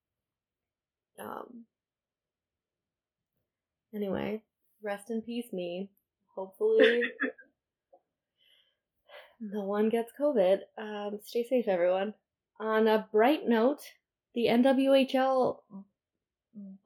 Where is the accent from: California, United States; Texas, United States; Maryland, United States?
California, United States; as a Californian